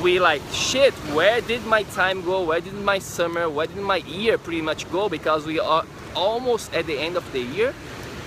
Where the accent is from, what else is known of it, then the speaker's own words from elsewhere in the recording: Florianópolis, Santa Catarina, Brazil; moved away; I am from Brazil. I am from a city in Brazil called Florianópolis